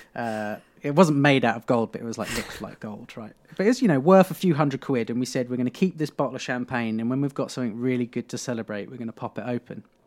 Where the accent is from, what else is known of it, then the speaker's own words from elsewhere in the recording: Beccles, East of England, United Kingdom; I grew up in Beccles, it was called, so it's a tiny